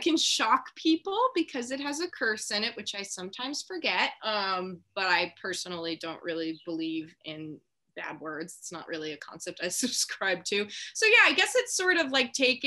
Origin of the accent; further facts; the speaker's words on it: Long Island, New York, United States; moved away as an adult; also born or lived in Connecticut; now in California, United States; I deeply identify with being from New York and Long Island.